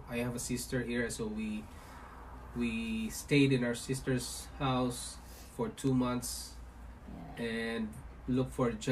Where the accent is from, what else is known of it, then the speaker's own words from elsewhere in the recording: Philippines; moved away as an adult; also born or lived in Singapore / North York, Ontario, Canada; now in Toronto, Canada; I was born in Philippines. I'm a Filipino, and I worked in Singapore for five years, leaving my family behind in Philippines, and then we decided to immigrate to Canada and became a Canadian citizen.